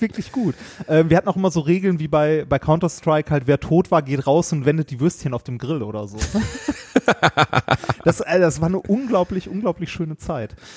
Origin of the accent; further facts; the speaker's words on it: Ruhr area, North Rhine-Westphalia, Germany; also born or lived in Essen; wir sind auch im Ruhrgebiet aufgewachsen